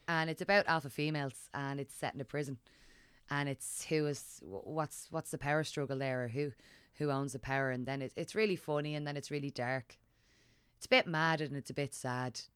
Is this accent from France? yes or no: no; Dublin, Leinster, Ireland; growing up in Dublin